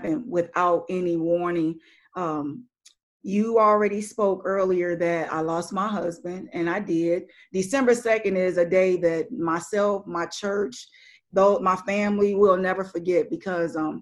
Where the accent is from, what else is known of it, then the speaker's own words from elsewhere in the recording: Missouri, United States; moved away; I'm from Missouri, so we would go back there